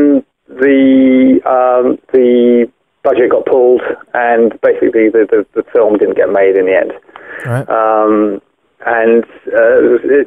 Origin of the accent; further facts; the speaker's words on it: Windsor, South East England, United Kingdom; moved away as an adult; now in Ireland; I'm originally from Windsor, just west of London there.